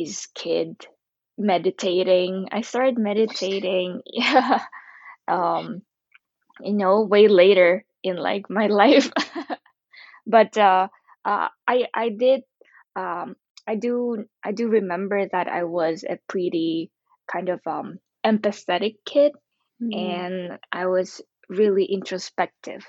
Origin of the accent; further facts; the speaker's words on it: Ukraine; I grew up in Ukraine, and I was surrounded by lots of European people, and usually I was the only Asian in my class growing up.